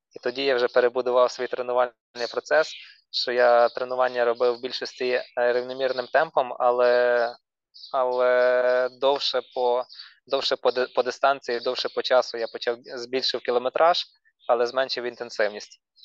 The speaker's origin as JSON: {"language": "Ukrainian", "town": "Ternopil", "region": "Ternopil Oblast", "country": "Ukraine", "said": "ми з Тернополя"}